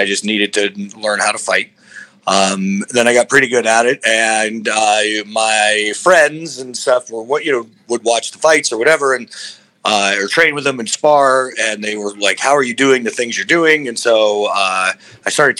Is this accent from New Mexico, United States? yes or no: yes; Albuquerque, New Mexico, United States; I got into martial arts where I was raised in Albuquerque, New Mexico